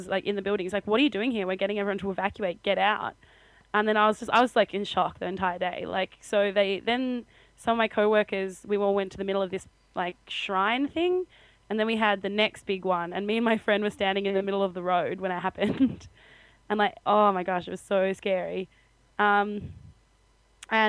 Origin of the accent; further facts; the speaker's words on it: Australia; moved away; I'm Australian